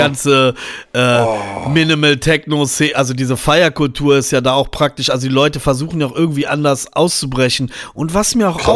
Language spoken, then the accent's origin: German; Braunschweig, Lower Saxony, Germany; in Niedersachsen, da wo ich aufgewachsen bin